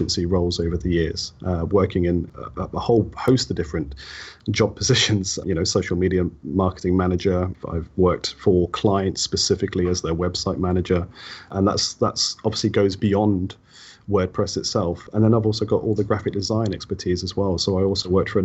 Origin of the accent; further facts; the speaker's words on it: Wellingborough, East Midlands, United Kingdom; my hometown, right, Wellingborough